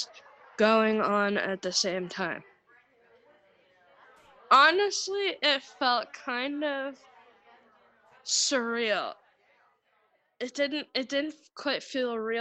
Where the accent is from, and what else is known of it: Kapuskasing, Ontario, Canada; born or raised there; also born or lived in Barrie, Ontario